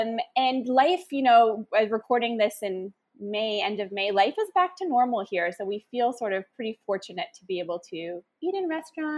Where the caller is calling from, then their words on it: Cambodia; So I'm calling from Cambodia.